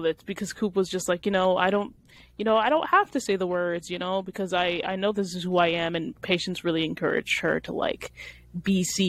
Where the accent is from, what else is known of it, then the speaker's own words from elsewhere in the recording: Harlem, New York, United States; Yeah, I'm from Harlem. We're straight up real.